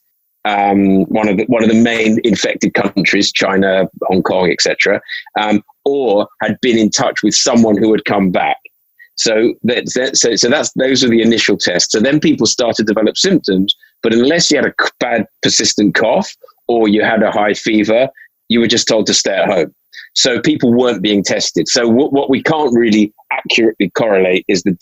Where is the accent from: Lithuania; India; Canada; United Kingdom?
United Kingdom; London; So I grew up in North London, predominantly in an area around called Hampstead, which I've been in for most of my life now